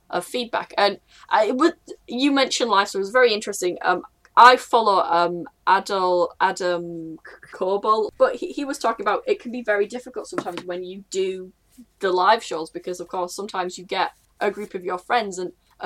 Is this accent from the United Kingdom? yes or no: yes; United Kingdom; I'm British